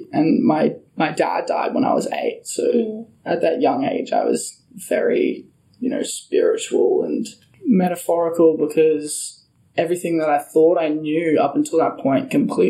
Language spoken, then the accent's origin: English; Brisbane, Queensland, Australia; I was born in Brisbane.